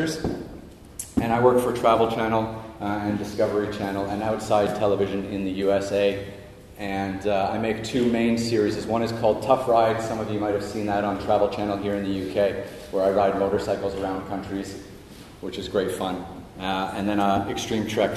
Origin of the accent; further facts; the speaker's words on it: Toronto, Ontario, Canada; I was born and raised in Toronto, Canada